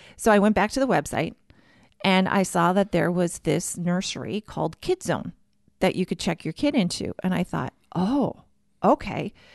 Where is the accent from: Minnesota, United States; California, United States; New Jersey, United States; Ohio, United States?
Minnesota, United States; Warroad; accent: Minnesotan; moved away as an adult; now in Baltimore, United States; growing up in Warroad